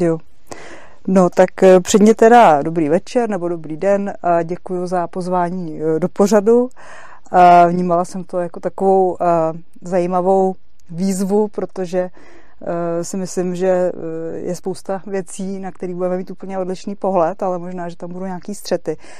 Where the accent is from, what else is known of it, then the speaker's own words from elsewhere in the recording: Czechia; jsem se narodila v České republice